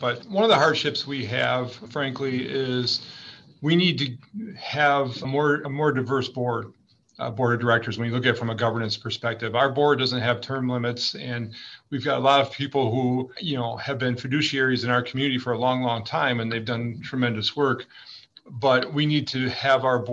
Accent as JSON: {"language": "English", "town": "Aurora", "region": "Illinois", "country": "United States", "tie": "born or raised there", "also_born_or_lived": "Iowa", "said": "I grew up in Aurora. It's a diverse town"}